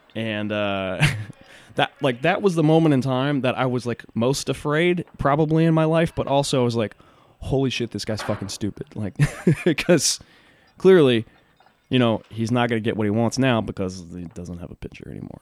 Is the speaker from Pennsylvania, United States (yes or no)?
no; Huntsville, Texas, United States; I grew up in Huntsville, Texas, which is like a it's like a prison town